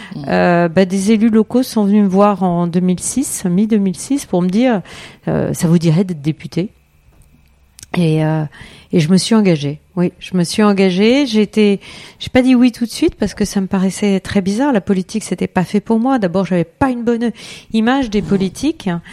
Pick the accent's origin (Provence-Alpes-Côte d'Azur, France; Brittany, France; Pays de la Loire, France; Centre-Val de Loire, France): Centre-Val de Loire, France; Eure-et-Loir; also born or lived in Paris; Je suis originaire aussi d'Eure-et-Loire